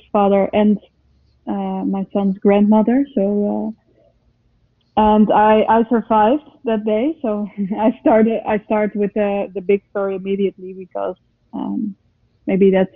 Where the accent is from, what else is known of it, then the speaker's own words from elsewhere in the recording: Amsterdam, North Holland, Netherlands; English is a second language; I come from Holland. I come from Amsterdam